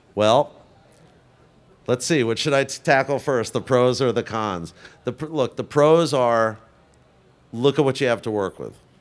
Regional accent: New York City, New York, United States; I grew up in Forest Hills

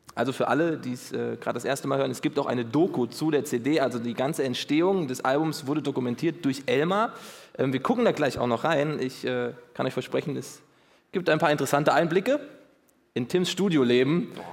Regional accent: Hesse, Germany; ich bin Hesse

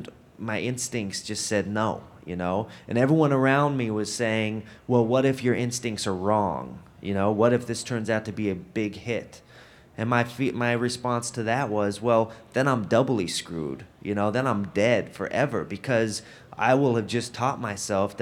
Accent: Denver, Colorado, United States; I'm from Denver

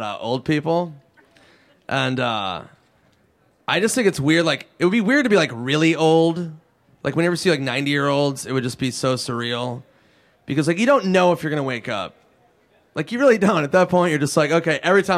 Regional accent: Minnesota, United States; I'm from Minnesota. We had Jesse the Body Ventura

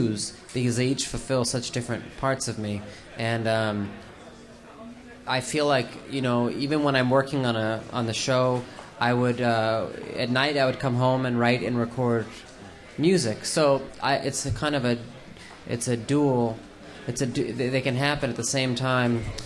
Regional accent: Los Angeles, California, United States; I grew up in Los Angeles

